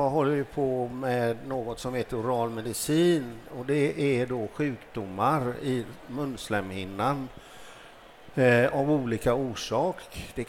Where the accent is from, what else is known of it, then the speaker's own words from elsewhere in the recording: Gothenburg, Västra Götaland, Sweden; Som jag talar för Göteborg, där jag kommer ifrån, alltså Sahlgrenska akademin